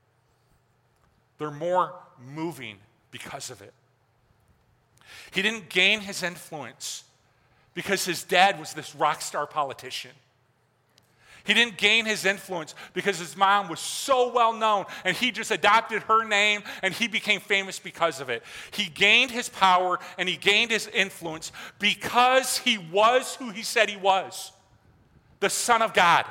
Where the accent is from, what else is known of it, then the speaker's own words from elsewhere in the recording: Mason, Michigan, United States; Where I grew up in Mason outside. Now it's kind of this middle class, nice little town. When I grew up there, it was like, can anything good come out of Mason? Right? Mason, Michigan, it's hicks, it's farmers